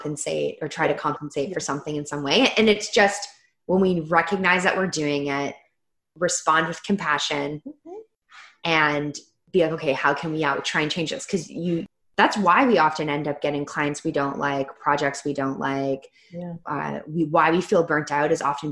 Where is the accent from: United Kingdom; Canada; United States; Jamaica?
Canada; I'm Canadian